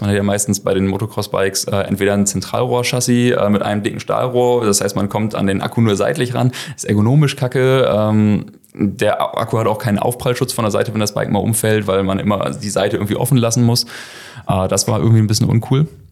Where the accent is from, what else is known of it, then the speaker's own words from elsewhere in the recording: Schortens, Lower Saxony, Germany; komme hier aus, aus Shortens, aus der Ecke